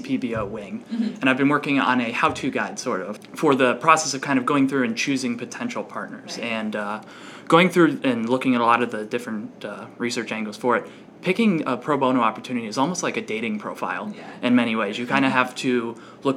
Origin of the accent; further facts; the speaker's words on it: Lake Orion, Michigan, United States; I'm originally from Lake Orion, Michigan. It's about an hour north of Detroit